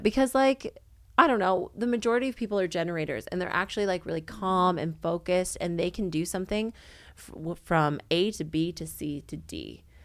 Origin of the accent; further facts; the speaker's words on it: Canada; accent: Canadian; moved away as an adult; now in Sydney, Australia; I'm Canadian, not American